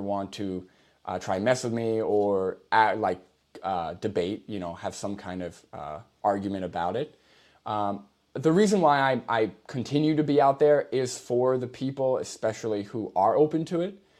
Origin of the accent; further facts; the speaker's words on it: New York, United States; now in Massachusetts, United States; I'm originally from New York.